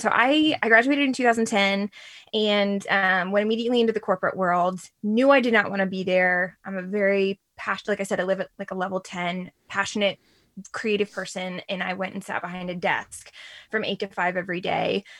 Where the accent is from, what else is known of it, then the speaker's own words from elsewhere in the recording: Reston, Virginia, United States; also born or lived in Sterling, Virginia; now in Herndon, United States; I grew up in Reston